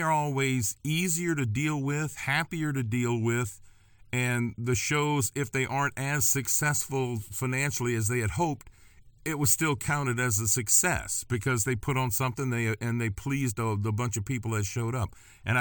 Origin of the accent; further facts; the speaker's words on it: Gonzales, Louisiana, United States; I grew up in Gonzales.